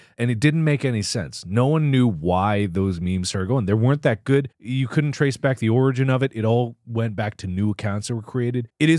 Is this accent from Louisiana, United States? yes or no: no; Cincinnati, Ohio, United States; I grew up in Cincinnati